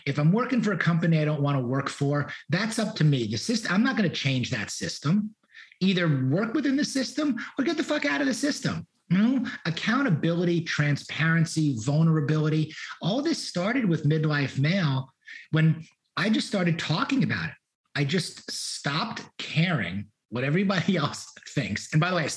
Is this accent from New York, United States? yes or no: yes; New York, United States; moved away as an adult; also born or lived in Miami; now in Houston, United States; I wanted to leave New York. New York doesn't have the best memories or history for me